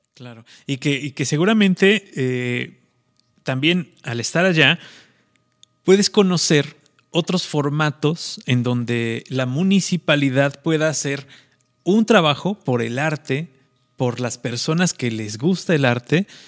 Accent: Mexico; Los, mexicanos nos pintamos solos

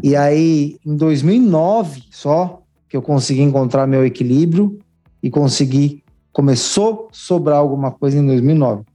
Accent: São Paulo, Brazil; Eu sou nascido e criado em São Miguel Paulista, extremo leste de São Paulo

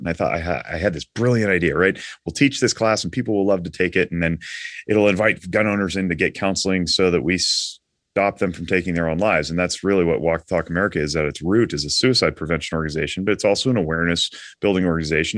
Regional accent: Nevada, United States; also born or lived in Reno, Nevada; I am from Nevada, I'm fifth generation

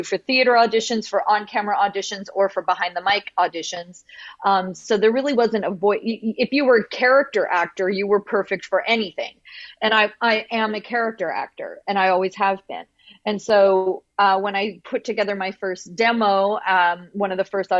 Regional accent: Canada; because I'm from Canada

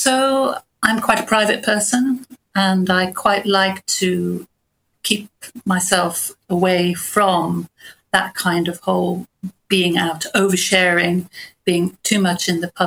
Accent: Bournemouth, South West England, United Kingdom; moved away as an adult; I grew up in Bournemouth, actually, and got away as quickly as I could

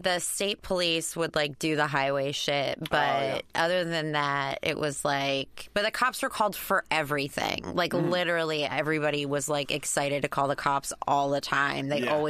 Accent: Flemington, New Jersey, United States; now in Los Angeles, United States; I grew up in New Jersey.

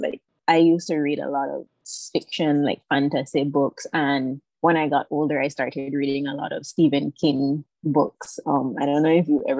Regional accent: Belize City, Belize District, Belize; also born or lived in Taiwan; I am from Belize City, born and raised. I've spent most of my life here, except for the 4 years that I spent studying in Taiwan

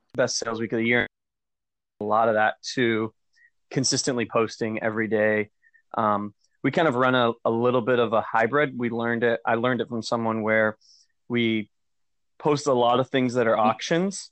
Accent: Maine, United States; I'm from Maine

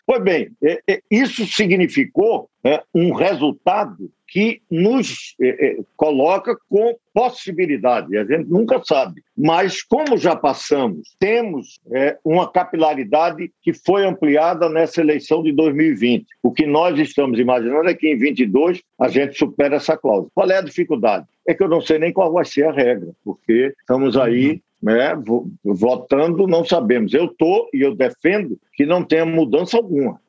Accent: Northeast Region, Brazil

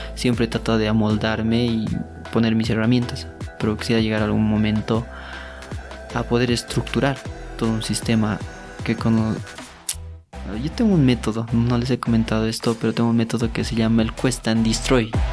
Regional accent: Oruro, Bolivia; Como soy de Oruro me decían Quirquincho

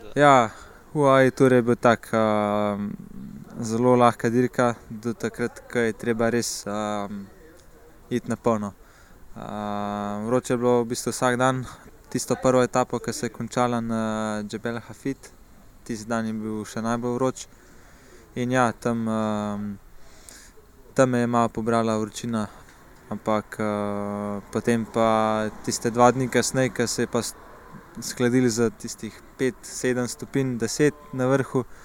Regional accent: Komenda, Slovenia; prihajam iz Komende

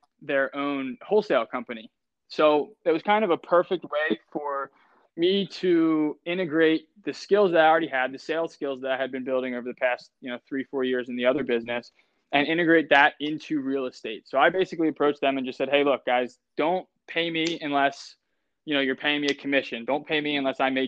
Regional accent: Delaware County, Pennsylvania, United States; we're both from right around here. I'm from Delco. I went to Garner Valley High School

